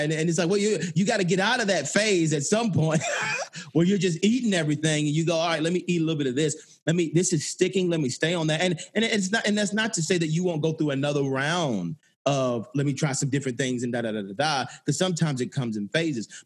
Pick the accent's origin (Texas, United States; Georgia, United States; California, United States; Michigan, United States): Georgia, United States; Atlanta; I grew up in Atlanta, um, right on Auburn Avenue